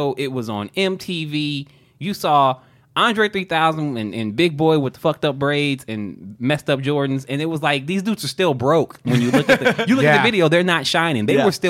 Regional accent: the South, United States; we in the South

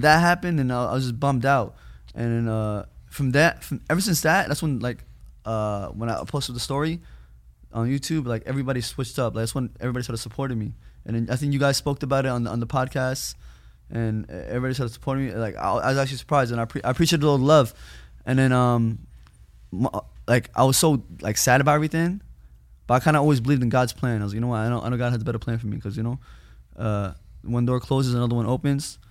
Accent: New York, United States; I'm from New York

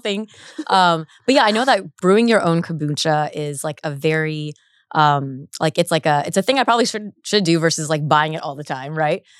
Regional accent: Orange County, California, United States; I grew up in Orange County

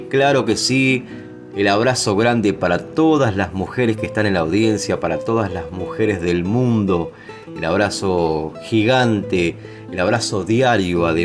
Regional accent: San Vicente, Argentina; El caso de, San Vicente, el de mi pueblo

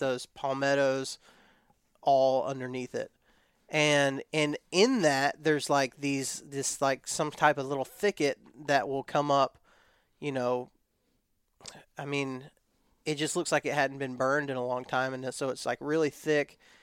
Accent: West Texas, United States; now in Florida, United States; I was raised in West Texas

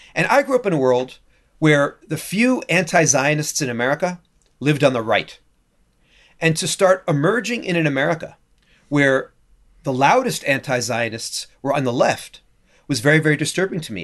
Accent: New York, United States; moved away as an adult; also born or lived in Canada; now in Jerusalem, Israel; I grew up in New York

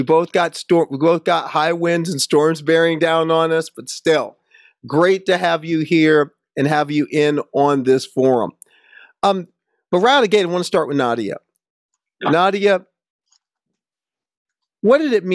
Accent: United States; my home state in the United States.

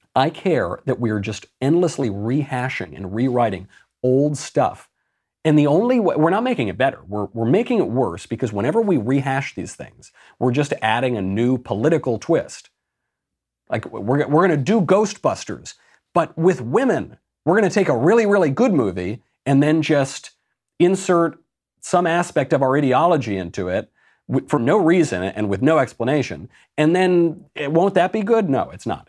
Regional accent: United States; I'm American

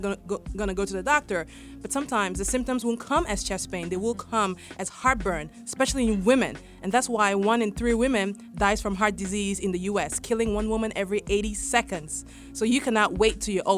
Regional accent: Baltimore, Maryland, United States; I come from Baltimore. So in West Baltimore, we have a food desert

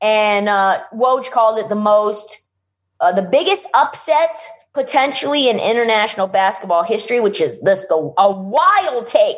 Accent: United States; as an American

